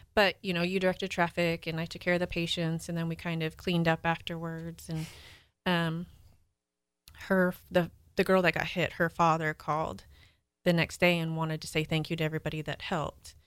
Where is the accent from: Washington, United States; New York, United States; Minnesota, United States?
Washington, United States; moved away; Washington, where I'm from